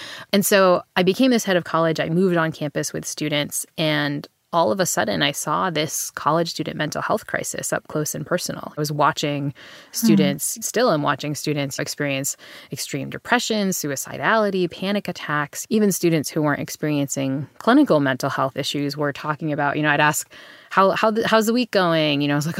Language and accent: English; New Bedford, Massachusetts, United States; Yeah. So, I mean, I grew up in New Bedford, Massachusetts, which is, you know, if you read your Moby Dick, it's the town where, you know, Ishmael sails off.